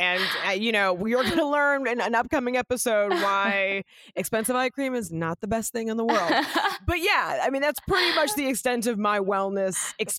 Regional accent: Los Angeles, California, United States; I grew up here in Los Angeles

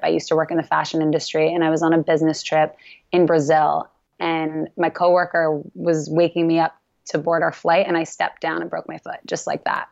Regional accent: Canada; I'm Canadian

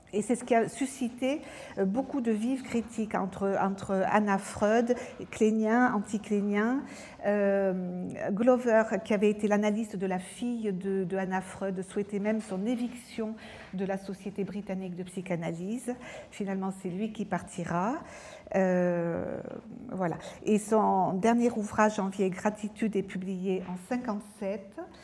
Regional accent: France; je suis française

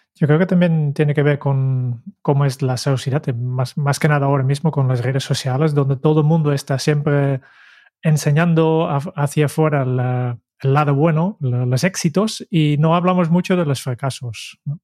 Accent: Netherlands; como holandés

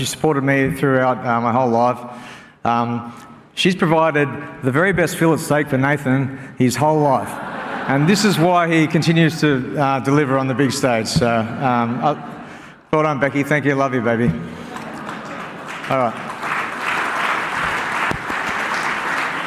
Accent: Sydney, New South Wales, Australia; moved away as an adult; also born or lived in Auckland; now in Penrith, Australia; We're from the Northern Beaches

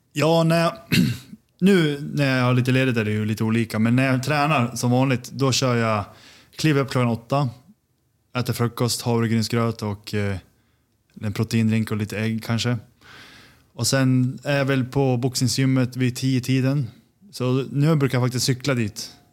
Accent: Sundsvall, Västernorrland County, Sweden; moved away as an adult; also born or lived in Copenhagen, Denmark; now in New York, United States; Född och uppvuxen i Sundsvall

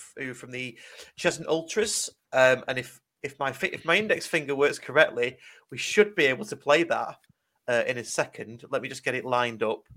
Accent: United Kingdom; accent: northern; my northern accent

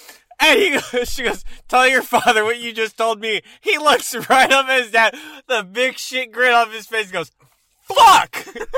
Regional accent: Texas, United States; I grew up in Texas

